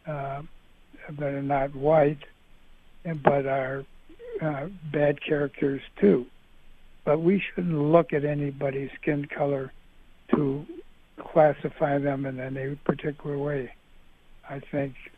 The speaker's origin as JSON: {"language": "English", "country": "United States", "also_born_or_lived": "Michigan", "said": "we, as American citizens"}